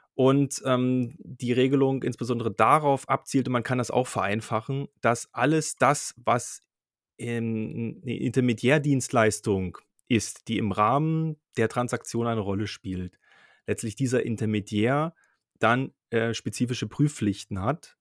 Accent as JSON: {"language": "German", "town": "Dresden", "region": "Saxony", "country": "Germany", "said": "Ich komme aus Dresden"}